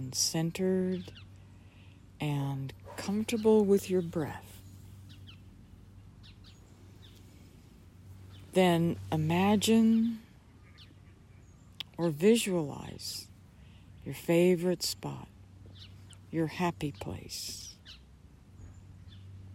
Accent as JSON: {"language": "English", "region": "Oklahoma", "country": "United States", "tie": "born or raised there", "said": "I grew up in Oklahoma and spent a lot of time outside"}